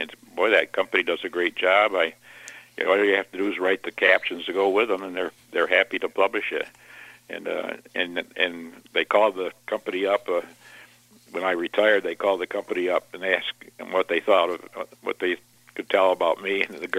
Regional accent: Fulton County, New York, United States; I grew up in Norfolk, which is in Fulton County

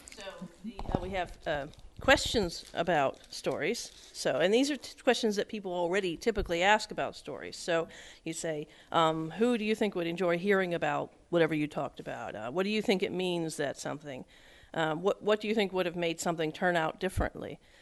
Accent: rural Pennsylvania, United States; also born or lived in Westchester, New York; now in Edinburg, United States; I grew up in rural Pennsylvania

